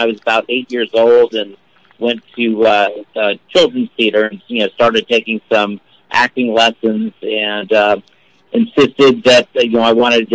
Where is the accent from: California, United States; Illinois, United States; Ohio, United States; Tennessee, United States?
California, United States; also born or lived in Baltimore, Maryland; by the time I was 6 years old, we were living in California, and I've stayed here ever since